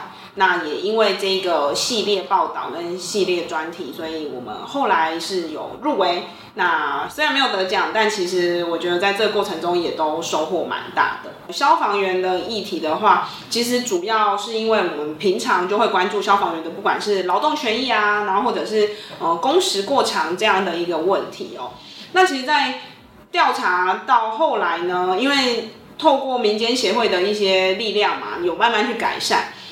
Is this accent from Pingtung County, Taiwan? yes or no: yes; Pingtung County, Taiwan; 因为我本身是屏东人，所以我等于是在家乡里去做这样一个议题追踪。